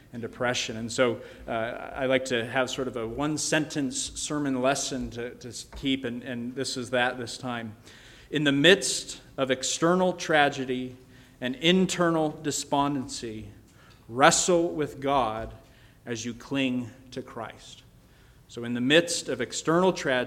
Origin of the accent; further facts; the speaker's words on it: Colorado, United States; I grew up in Colorado